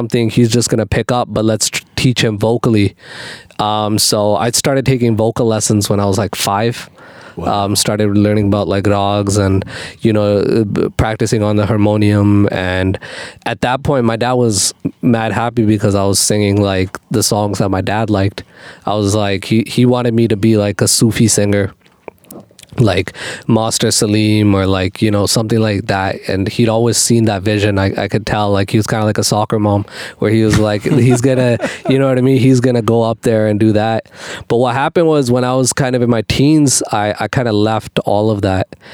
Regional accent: Calgary, Alberta, Canada; I was born in Calgary, Alberta, Canada

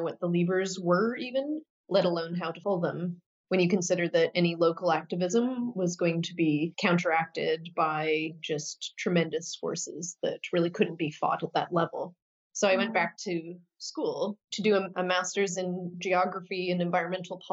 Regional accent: Saskatoon, Saskatchewan, Canada; was a community organizer back in my hometown of Saskatoon, Saskatchewan, Canada

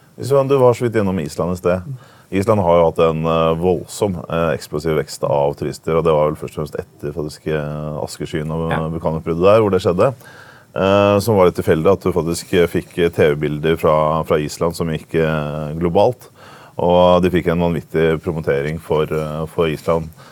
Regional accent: Oslo, Norway; jeg er jo fra Oslo

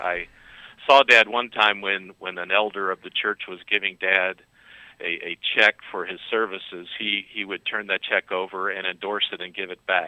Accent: Cincinnati, Ohio, United States; I was born and raised in Cincinnati, Ohio

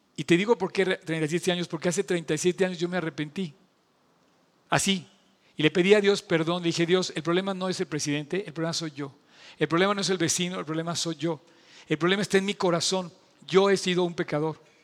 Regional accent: Mexico

